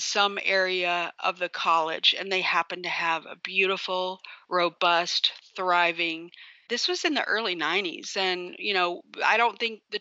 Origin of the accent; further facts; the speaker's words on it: Brevard, North Carolina, United States; I grew up in Brevard, North Carolina.